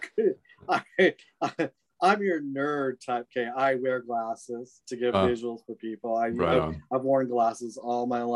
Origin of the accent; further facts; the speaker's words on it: British Columbia, Canada; also born or lived in Vancouver, Canada / Victoria, Canada / Switzerland; I was originally born and raised in British Columbia, like Vancouver, mm-hmm. in like earlier childhood. And then I lived near Victoria, BC, lovely, beautiful Victoria.